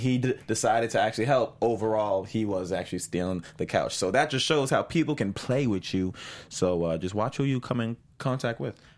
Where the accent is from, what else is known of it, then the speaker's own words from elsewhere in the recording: Boston, Massachusetts, United States; I'm originally from Boston